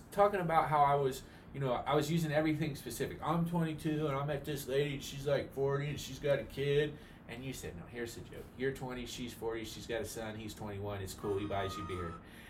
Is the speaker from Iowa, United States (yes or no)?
no; Ohio, United States; now in Los Angeles, United States; I'm from Ohio.